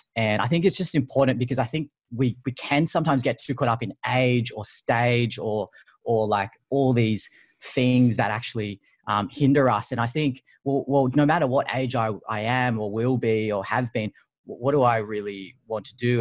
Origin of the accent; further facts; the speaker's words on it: Sydney, New South Wales, Australia; I'm from Sydney